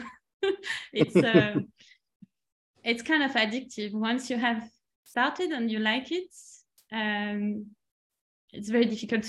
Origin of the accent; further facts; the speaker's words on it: Strasbourg, Grand Est, France; also born or lived in Nantes; I'm French, so I was in France. I was born in Nantes first and then moved in a couple of different cities. And then finally spent most of my time in Strasbourg next to the German border.